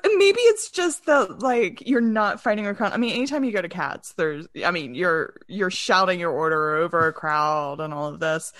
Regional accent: North Carolina, United States; when I grew up in North Carolina

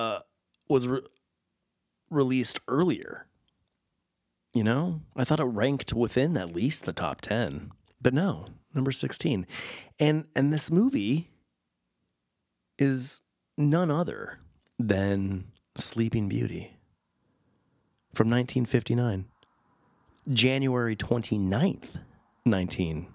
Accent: Southern California, United States; I grew up in Southern California

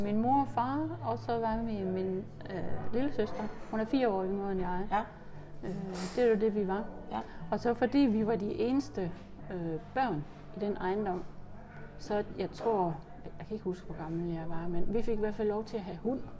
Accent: Horsens, Central Denmark Region, Denmark; jeg er født på Sønderbogade nummer 50 i Horsens.

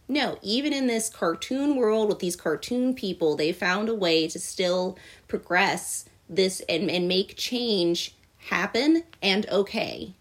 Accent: Virginia, United States; I grew up in Virginia

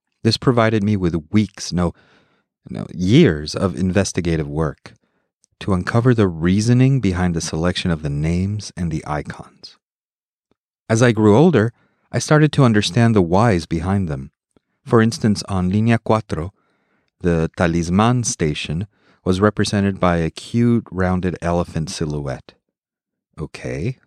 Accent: Mexico City, Mexico; moved away as an adult; I grew up in Mexico City, spending my childhood and teenage years there

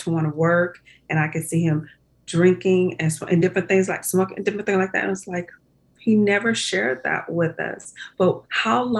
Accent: Compton, California, United States; We grew up in Compton

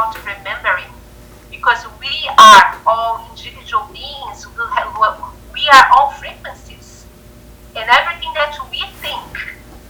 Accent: Brazil; moved away as an adult; now in United States; I'm from Brazil

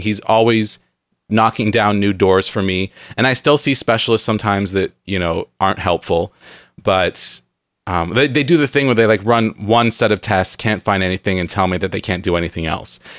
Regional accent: San Diego, California, United States; moved away as an adult; now in Pacific Northwest, United States; I grew up in San Diego where it's very moldy

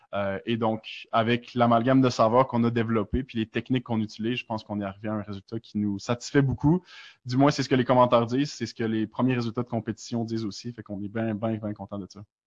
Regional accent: Quebec City, Quebec, Canada; now in Montreal, Canada; je viens de Québec, je suis installé à Montréal.

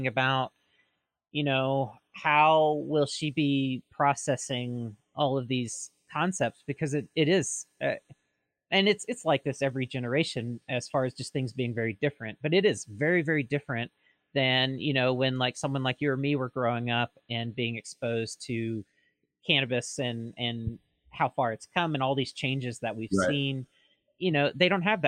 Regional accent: Mississippi, United States; now in Oregon, United States; I'm originally from Mississippi

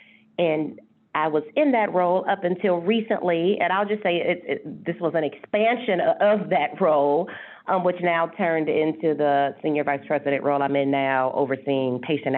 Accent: Ohio, United States; moved away as an adult; also born or lived in Minnesota; now in Houston, United States; I was raised in Ohio, and I went to nursing school after graduating at The Ohio State University, so I am a Buckeye

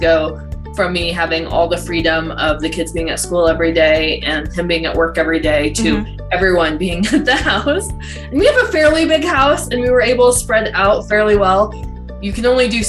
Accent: Denver, Colorado, United States; moved away as an adult; also born or lived in San Antonio, Texas; now in Colorado Springs, United States; I am from Denver, Colorado

